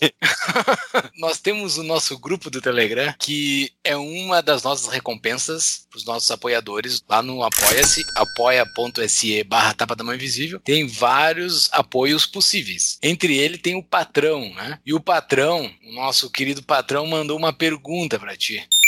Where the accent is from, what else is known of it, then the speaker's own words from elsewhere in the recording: Brazil; eu sou eu sou brasileiro